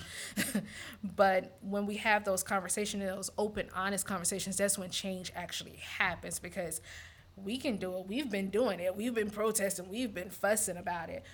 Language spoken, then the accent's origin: English; Montgomery, Alabama, United States; moved away as an adult; also born or lived in DC Baltimore area / Eastern Shore of Maryland; now in Louisiana, United States; I grew up in Montgomery, Alabama